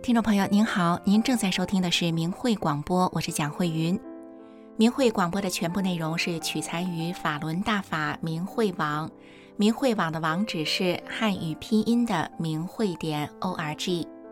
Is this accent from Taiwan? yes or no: no; China; 作为中国人